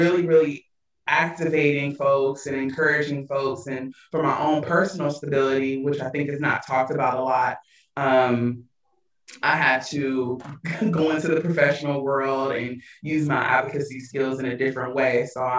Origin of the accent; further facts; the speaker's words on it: Compton, California, United States; also born or lived in Hawthorne, California; I was born and raised in Compton, California, as well as Hawthorne.